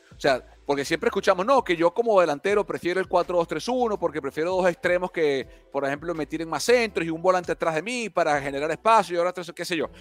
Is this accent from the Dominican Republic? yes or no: no; Venezuela; Yo como venezolano